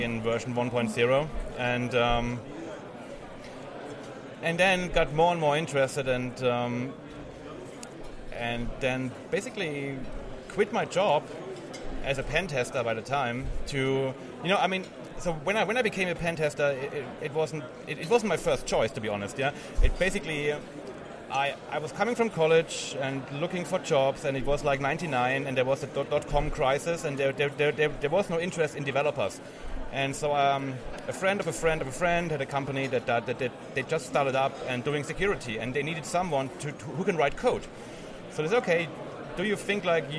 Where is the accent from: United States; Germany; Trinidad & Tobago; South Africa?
Germany; I'm from Germany